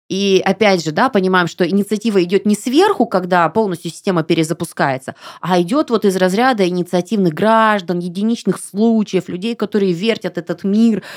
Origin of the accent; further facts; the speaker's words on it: Irkutsk Oblast, Russia; moved away; я из Иркутской области. У нас а, была поставка воды с ангары. То есть мы всегда пили из-под крана чистейшую, вкуснейшую воду.